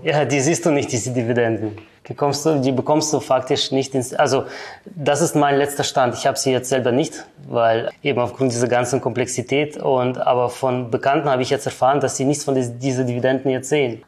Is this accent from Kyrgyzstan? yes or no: yes; Kyrgyzstan; also born or lived in Germany; now in Switzerland; geboren in der ehemaligen Sowjetunion, ja, in Kirgistan, ausgewandert dann nach Deutschland und seit circa 13 Jahren bin ich dann in der Schweiz